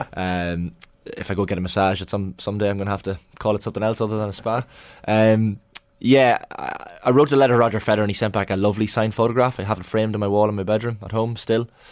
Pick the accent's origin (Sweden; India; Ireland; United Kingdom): Ireland; as an Irish person